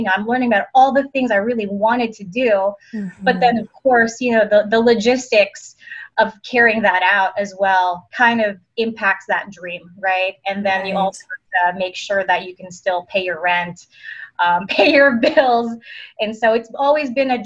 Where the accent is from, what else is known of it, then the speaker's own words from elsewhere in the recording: East Coast, United States; now in Las Vegas, United States; I'm from the East Coast.